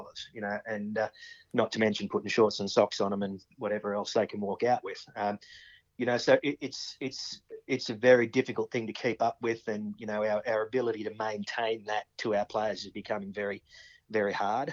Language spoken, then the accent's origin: English; Cowra, New South Wales, Australia; when we were growing up in Cowra, it was cricket in the summer, footy in the winter